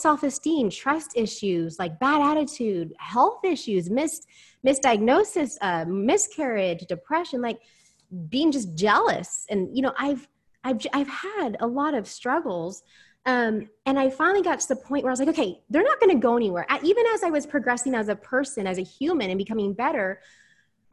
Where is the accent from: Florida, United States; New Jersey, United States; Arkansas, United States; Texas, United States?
Texas, United States; Houston; I'm from Houston, Texas